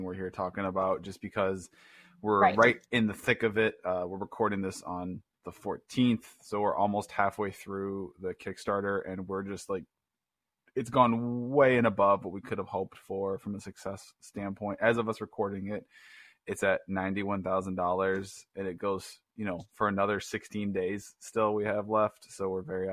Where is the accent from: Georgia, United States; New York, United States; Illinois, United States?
Illinois, United States; Chicago; also born or lived in Cincinnati area; now in Cincinnati, United States; We're both from Chicago originally. Rick still lives there. I live with my family in the greater Cincinnati area currently